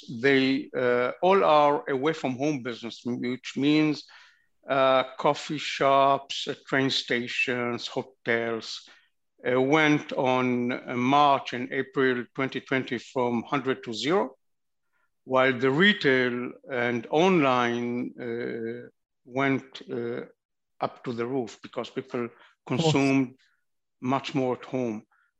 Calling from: Tel Aviv, Tel Aviv District, Israel; I'm calling from Tel Aviv.

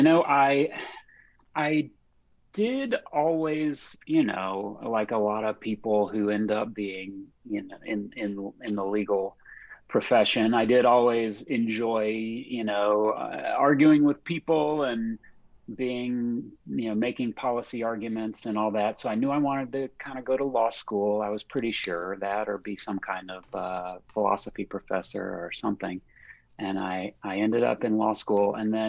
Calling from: Charlottesville, Virginia, United States; I am calling in from Charlottesville, Virginia, in beautiful central Virginia.

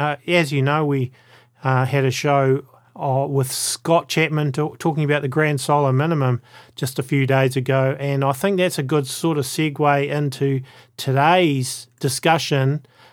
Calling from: New Zealand; Welcome to the A Minute to Midnight show, folks, and I'm coming from New Zealand.

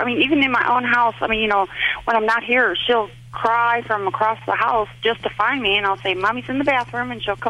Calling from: Tennessee, United States

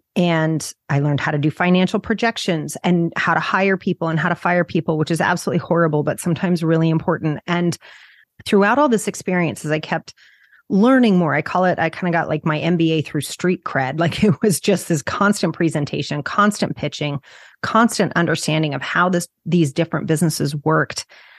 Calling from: New Jersey, United States; I'm just outside New York City in New Jersey.

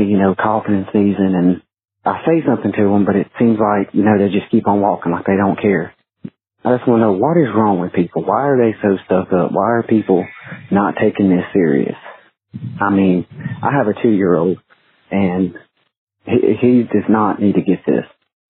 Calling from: South Carolina, United States; I'm calling you from South Carolina. I was just at Henderson, South Carolina, actually.

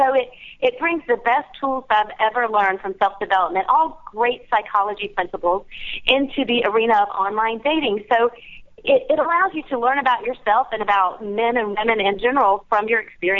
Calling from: Charleston, South Carolina, United States; It's Charleston, South Carolina.

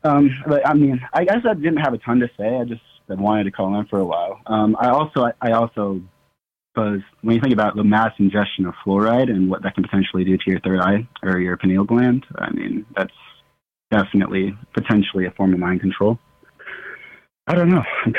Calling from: Nebraska, United States; I'm calling from Nebraska.

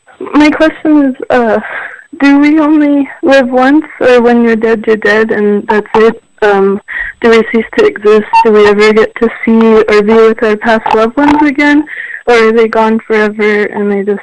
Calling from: Albuquerque, New Mexico, United States; I'm calling from New Mexico, Albuquerque, USA.

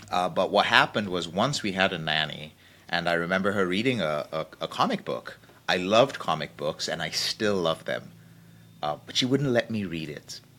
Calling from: Wichita, Kansas, United States; I'm coming all the way from a very sunny Wichita, Kansas.

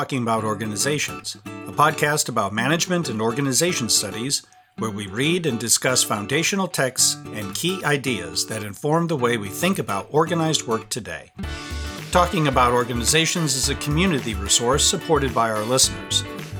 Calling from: Carlisle, Pennsylvania, United States; And this is … calling from Carlisle, Pennsylvania in the United States.

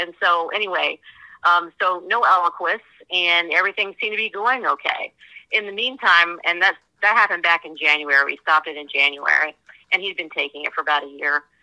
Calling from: Virginia, United States; I am from Northern Virginia.

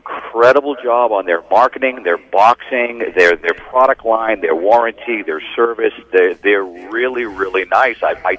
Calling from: Massachusetts, United States; I am somewhere in a small town out in western Massachusetts.

